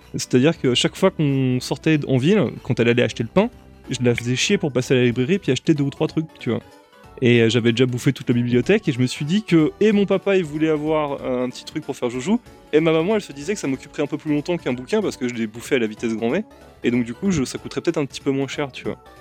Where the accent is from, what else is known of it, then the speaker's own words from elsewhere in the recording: Saint-Arnoult-en-Yvelines, Île-de-France, France; now in Paris, France; j'ai grandi à, Saint-Arnaud en Yvelines et j'ai pas bougé de là-bas avant que je parte au lycée